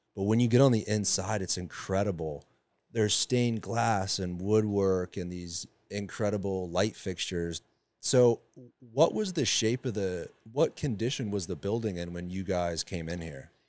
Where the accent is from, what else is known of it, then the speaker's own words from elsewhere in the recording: Sarasota, Florida, United States; also born or lived in Tampa; That's where I grew up. I was born in Tampa, but moved to Sarasota when I was eleven